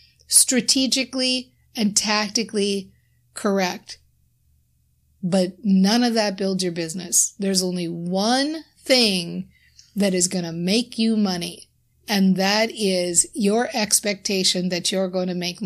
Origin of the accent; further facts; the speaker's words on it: Minnesota, United States; I'm from Minnesota